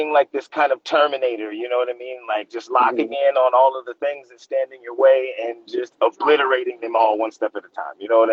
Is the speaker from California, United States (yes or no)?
yes; Los Angeles, California, United States; I'm born and raised in Los Angeles